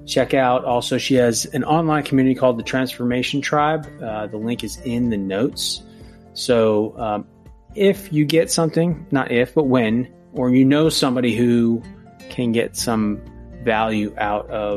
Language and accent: English; New Jersey, United States; moved away as an adult; I grew up in New Jersey, spent the first 24 years of my life there